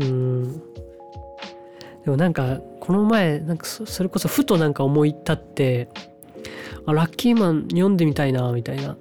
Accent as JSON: {"language": "Japanese", "town": "Matsumoto", "region": "Nagano", "country": "Japan", "tie": "born or raised there", "also_born_or_lived": "Takaoka, Toyama", "moved": "yes", "lives_now": "Toyama, Japan"}